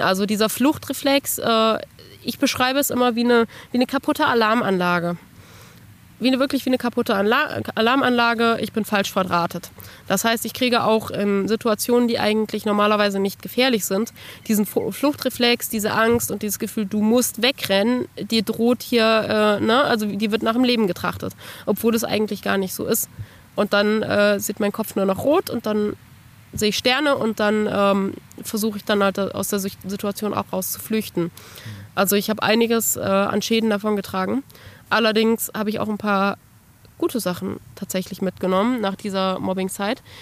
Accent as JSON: {"language": "German", "town": "Bad Arolsen", "region": "Hesse", "country": "Germany", "tie": "born or raised there", "moved": "yes", "lives_now": "Kassel, Germany", "said": "Geboren und aufgewachsen bin ich in Bad Arolsen"}